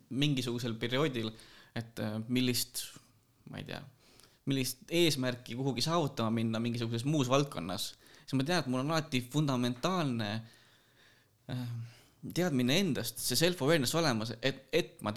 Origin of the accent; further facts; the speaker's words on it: Kiviõli, Ida-Viru County, Estonia; also born or lived in Tallinn / Pärnu; no tegelikkuses ma olen pärit Ida-Virumaalt Kiviõlist, äh, elanud Tallinnas, Pärnus, natuke Viljandis, äh, koolis käisin Kohilas see ei ole küll linn, aga no olgu.